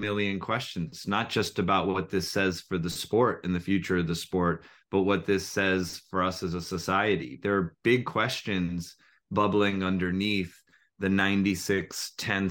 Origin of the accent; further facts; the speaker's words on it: United States; an American who is a soccer fan, a football fan, and played soccer